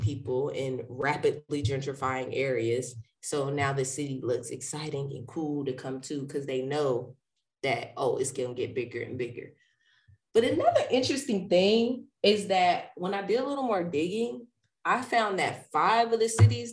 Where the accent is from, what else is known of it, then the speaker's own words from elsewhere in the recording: Ohio, United States; now in Charlotte, United States; my home state, Ohio